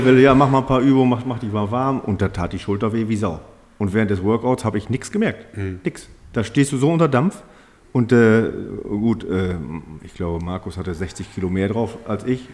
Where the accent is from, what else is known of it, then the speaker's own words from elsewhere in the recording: Germany; ich komme aus Bromte